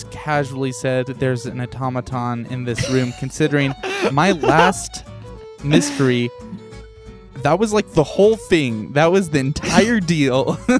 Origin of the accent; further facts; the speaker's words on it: San Francisco, California, United States; Okay. Yeah, I'm from San Francisco.